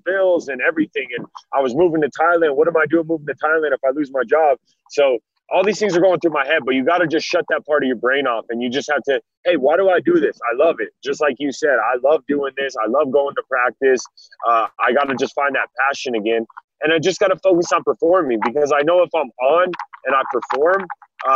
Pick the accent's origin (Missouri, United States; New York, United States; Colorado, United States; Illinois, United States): Colorado, United States; Denver; I did grow up in Denver